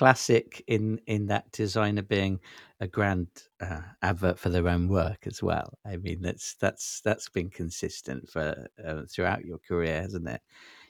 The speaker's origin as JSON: {"language": "English", "region": "London", "country": "United Kingdom", "tie": "born or raised there", "said": "I think I was spoiled growing up in Soho when I was younger"}